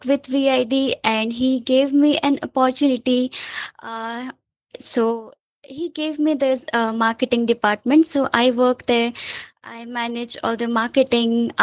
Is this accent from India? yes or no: yes; India; I'm also from India